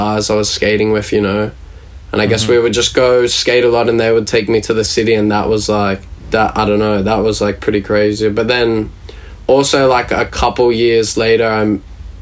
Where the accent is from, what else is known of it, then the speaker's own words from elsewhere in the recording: Sydney, New South Wales, Australia; I grew up in a suburb called Caringba, which is south of Sydney